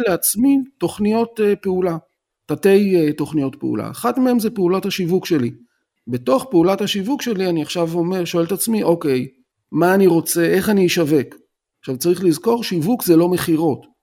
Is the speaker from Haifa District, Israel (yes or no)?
no; Tel Aviv, Tel Aviv District, Israel; now in Rishon LeZion, Israel; מתגורר בראשון לציון, אבל אני טוען שאני תל אביבי בנשמה, כי נולדתי בתל אביב